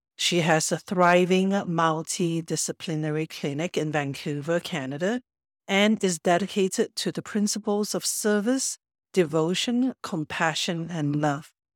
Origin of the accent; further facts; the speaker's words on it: Singapore; moved away; I only know Cantonese because I grew up in Singapore, in Chinatown